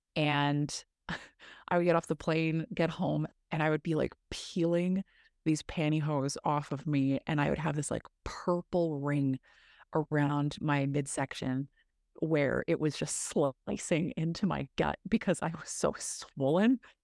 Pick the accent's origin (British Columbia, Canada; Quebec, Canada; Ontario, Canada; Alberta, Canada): Ontario, Canada; Massey; I grew up in northern Ontario, rural northern Ontario, small town called Massey